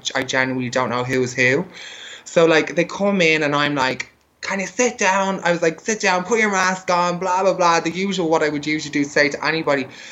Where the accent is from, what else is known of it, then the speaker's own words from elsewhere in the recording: Dublin, Leinster, Ireland; moved away; also born or lived in Berlin; I'm from Ireland, so I'm from Dublin, and like Dublin's still pretty kind of like a closed-minded place